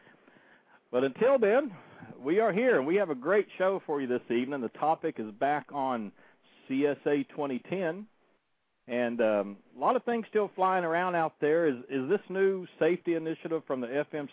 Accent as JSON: {"language": "English", "region": "Oklahoma", "country": "United States", "tie": "born or raised there", "moved": "yes", "lives_now": "Citrus County, Florida, United States", "said": "my home state of Oklahoma"}